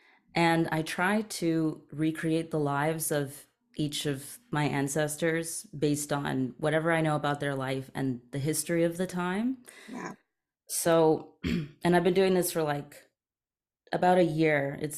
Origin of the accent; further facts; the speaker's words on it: East Coast, Canada; also born or lived in Toronto / Maryland; I grew up between the East Coast of Canada and the East Coast of the United States. So I was born in Canada, moved around a lot between the East Coast and Toronto